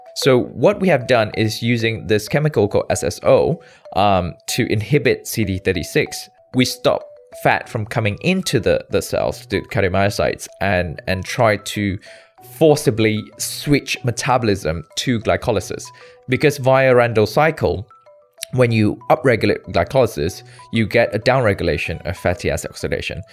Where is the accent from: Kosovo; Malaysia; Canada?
Malaysia; moved away as an adult; also born or lived in United Kingdom / New York, United States / New Jersey, United States; born and bred in Malaysia